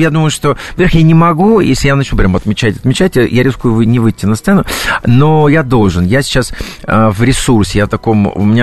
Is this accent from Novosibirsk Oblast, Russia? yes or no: yes; Novosibirsk, Novosibirsk Oblast, Russia; это мне подарили в Новосибирске, почему это мой родной город, это команда хоккейный Сибирь, это стадион Сибирь, на который я ходил в детстве заниматься